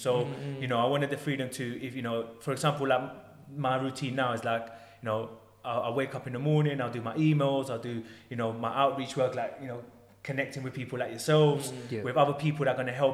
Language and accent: English; London, United Kingdom; I grew up in Tottenham